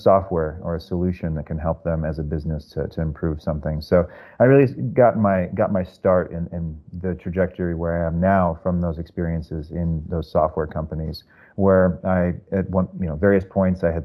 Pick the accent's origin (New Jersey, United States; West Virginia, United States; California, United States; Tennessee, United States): California, United States; Silicon Valley; also born or lived in San Francisco; now in New York, United States; originally from the Silicon Valley area, so I kind of grew up in that culture.